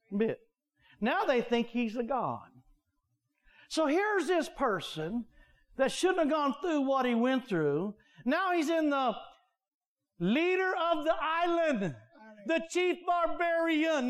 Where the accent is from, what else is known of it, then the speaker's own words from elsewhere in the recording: United States; we're American